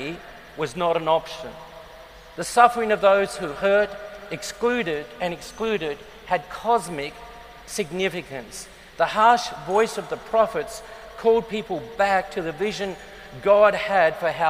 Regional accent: Adelaide, South Australia, Australia; moved away; I grew up in Adelaide in South Australia.

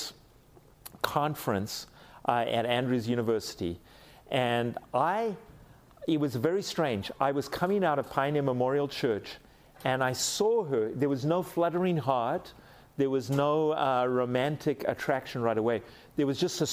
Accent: South Africa; I'm a fine South African gentleman

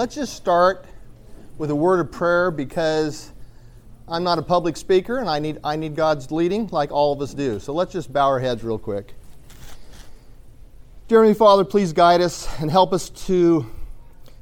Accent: Eastern Washington, United States; I am from Washington State, and I am from the dry side of Washington. So I'm from Eastern Washington

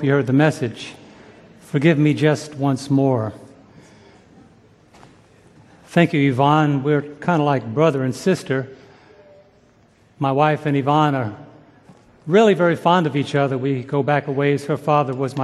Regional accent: New York City, New York, United States; growing up in New York City

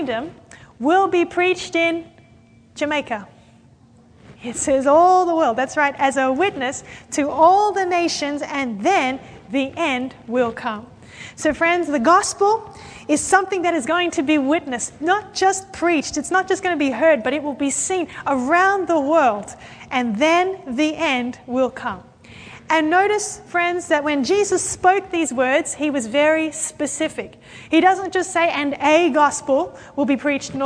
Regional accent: Sydney, New South Wales, Australia; I come from Sydney, Australia

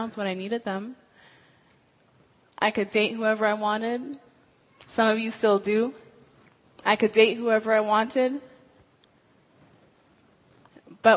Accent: Washington, United States; moved away as an adult; I'm from Washington State

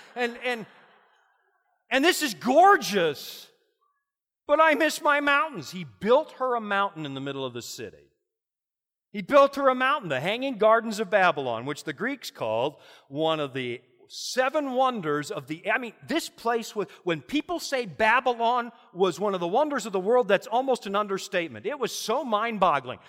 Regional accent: Canada; as a Canadian

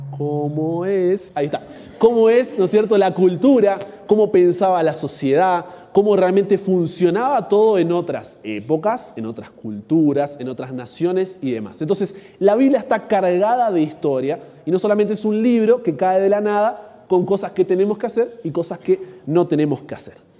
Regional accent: Argentina; yo soy argentino

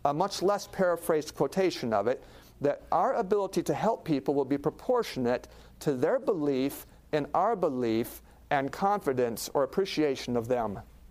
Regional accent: Alaska, United States; I grew up in Alaska watching a lot of TV

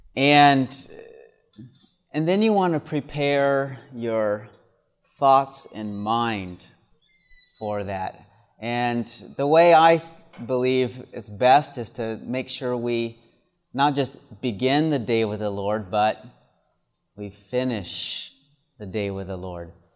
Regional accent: the South, United States; moved away; also born or lived in Michigan; I grew up in the South where the sun always shines just about

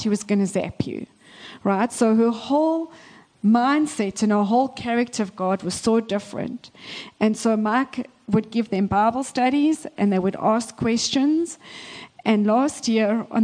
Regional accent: South Africa; moved away as an adult; now in Canada; I was born and raised in South Africa.

